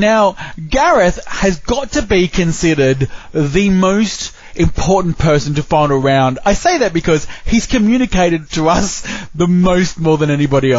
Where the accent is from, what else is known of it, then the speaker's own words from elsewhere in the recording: Australia; I'm Australian.